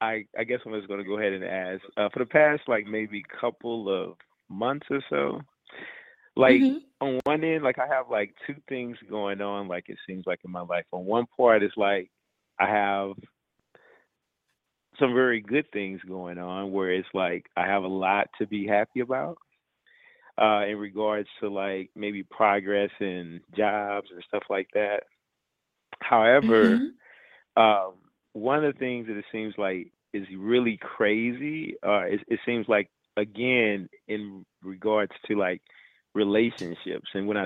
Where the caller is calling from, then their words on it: Houston, Texas, United States; Yeah, I am calling from Houston, Texas.